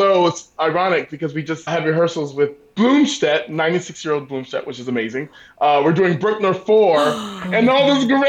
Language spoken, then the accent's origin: English; Southeast, United States; Growing up on the East Coast, the Southeast Coast of the United States, hurricanes are kind of where it's at for me.